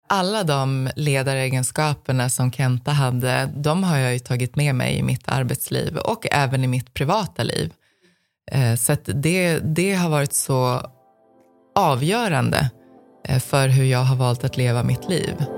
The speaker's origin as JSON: {"language": "Swedish", "town": "Stockholm", "region": "Stockholm County", "country": "Sweden", "tie": "born or raised there", "said": "jag växte upp i södra Stockholm"}